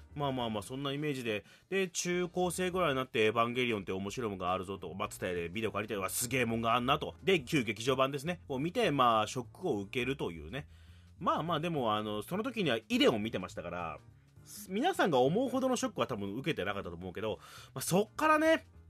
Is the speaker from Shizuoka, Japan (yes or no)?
no; Fukuoka, Japan; moved away as an adult; now in Tokyo, Japan; 福岡から上京してきて東京